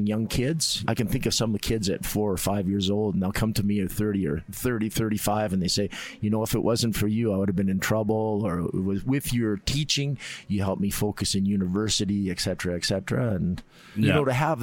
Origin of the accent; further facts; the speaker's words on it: Calgary, Alberta, Canada; also born or lived in Edmonton; I was born in Calgary, and then my dad worked for the government, so we were up in Edmonton for a little while, and then we came back, and I basically have stayed in Calgary for a long time.